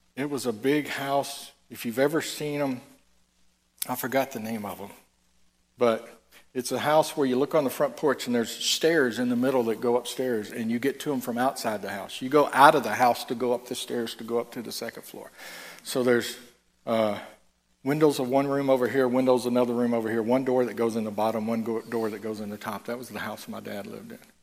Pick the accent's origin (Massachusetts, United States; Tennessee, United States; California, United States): Tennessee, United States; I'm from I'm from Tennessee.